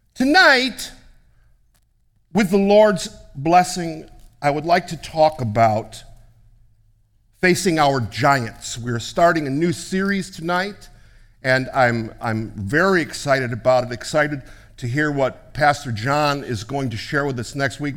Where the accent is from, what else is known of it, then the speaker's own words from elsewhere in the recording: United States; being an American